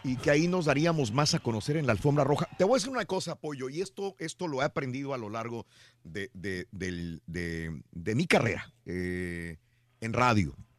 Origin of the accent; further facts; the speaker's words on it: Mexico; cómo somos los mexicanos